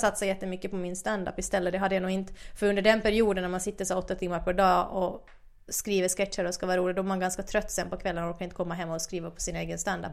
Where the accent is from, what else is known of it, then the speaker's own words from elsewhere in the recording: Finland; accent: Finland Swedish; first language Finland Swedish; also born or lived in Åland; now in Sweden; jag har bott halva min barndom i Finland, alltså halva på Åland